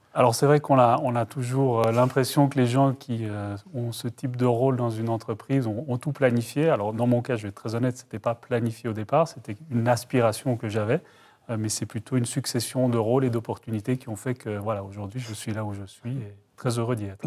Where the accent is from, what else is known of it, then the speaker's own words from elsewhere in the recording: Brussels, Brussels-Capital Region, Belgium; moved away; je suis originaire de Bruxelles